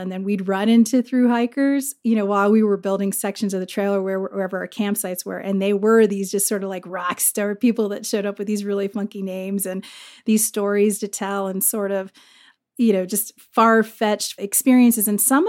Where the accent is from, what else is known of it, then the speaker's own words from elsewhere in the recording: Virginia, United States; You know, I grew up actually in Virginia. My dad worked for the State Department, and we traveled all over the world growing up, and we ended up in Northern Virginia every time in between a deployment.